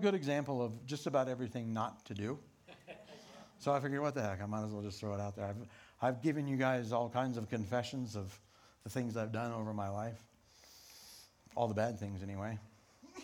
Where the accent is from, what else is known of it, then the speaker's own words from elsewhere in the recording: Rifle, Colorado, United States; Growing up in Rifle in a Pentecostal church